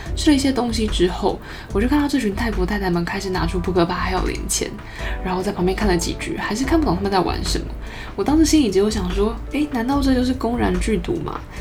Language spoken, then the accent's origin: Chinese; Taipei, Taiwan; 我身为一个热爱台北的土生土长台北人